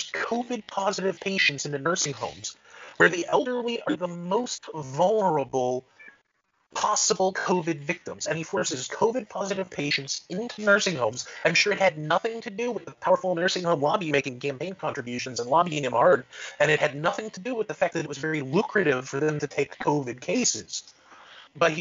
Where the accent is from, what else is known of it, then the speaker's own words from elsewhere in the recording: Ohio, United States; I come from Ohio.